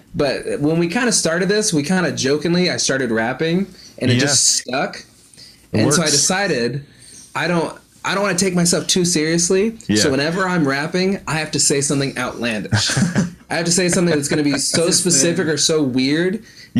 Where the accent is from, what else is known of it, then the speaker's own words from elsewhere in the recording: Olympia, Washington, United States; moved away as an adult; now in Florida, United States; We're from Olympia, Washington, which is about an hour south of Seattle.